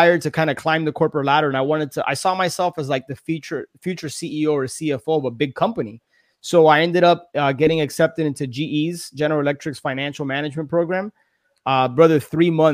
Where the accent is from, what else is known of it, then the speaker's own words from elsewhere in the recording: Miami, Florida, United States; born and raised in Miami.